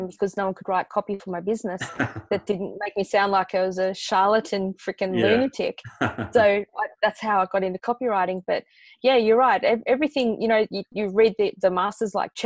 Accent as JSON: {"language": "English", "country": "Australia", "said": "And I'm Australian"}